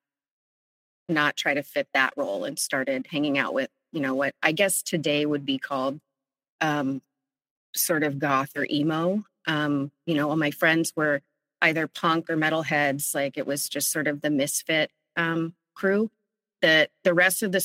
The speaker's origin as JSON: {"language": "English", "area": "Central Valley", "region": "California", "country": "United States", "tie": "born or raised there", "also_born_or_lived": "San Francisco", "said": "I grew up in the Central Valley in California in a rural town"}